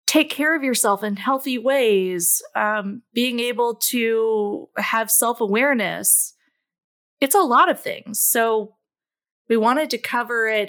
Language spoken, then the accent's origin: English; Louisville, Kentucky, United States; I grew up in Louisville, Kentucky, and where I currently reside.